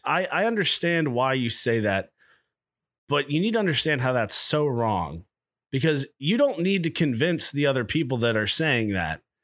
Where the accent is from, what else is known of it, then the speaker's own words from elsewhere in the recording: Nashville, Tennessee, United States; I'm from Nashville